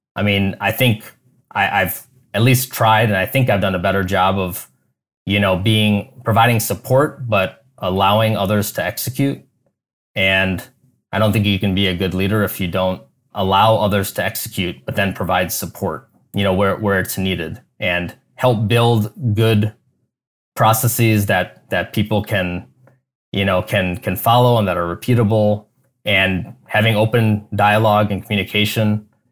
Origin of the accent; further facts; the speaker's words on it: Chicago, Illinois, United States; moved away as an adult; also born or lived in Silicon Valley; now in Cleveland, United States; I grew up in Chicago suburbs